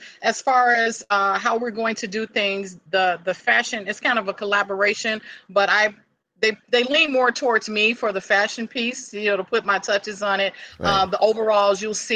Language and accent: English; Chicago, Illinois, United States; I grew up on the south side of Chicago